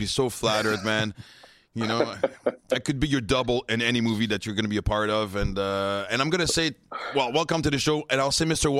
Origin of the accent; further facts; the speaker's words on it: Montreal, Quebec, Canada; "Yeah, I have some kind of accent. Where are you from?" And I go, "Montreal,"